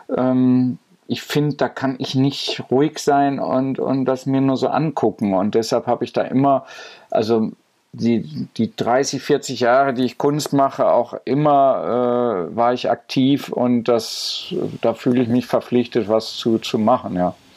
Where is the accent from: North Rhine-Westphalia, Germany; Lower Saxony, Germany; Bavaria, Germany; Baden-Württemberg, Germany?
North Rhine-Westphalia, Germany; Goch; moved away; mit Goch bin ich auch sehr verbunden über das Museum und äh, so meine Heimatstadt so zu besuchen